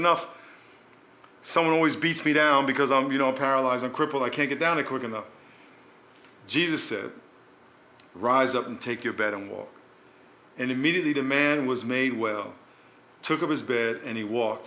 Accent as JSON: {"language": "English", "region": "New York", "country": "United States", "tie": "born or raised there", "said": "When I was a kid growing up in New York"}